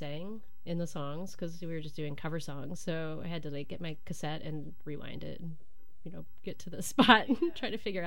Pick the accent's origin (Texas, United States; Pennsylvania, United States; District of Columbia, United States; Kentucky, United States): Kentucky, United States; moved away as an adult; also born or lived in Portland, Oregon / Durham, North Carolina / Romania; now in Milwaukee, United States; I'm from Kentucky